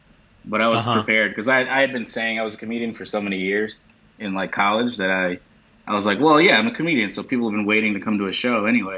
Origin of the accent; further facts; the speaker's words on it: Chicago, Illinois, United States; moved away; also born or lived in New York; I'm from Chicago originally